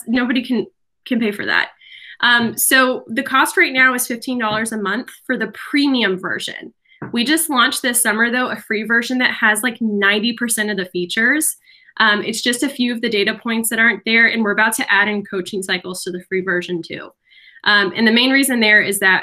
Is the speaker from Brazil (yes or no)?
yes; Brazil; moved away; my home country. I'm Brazilian.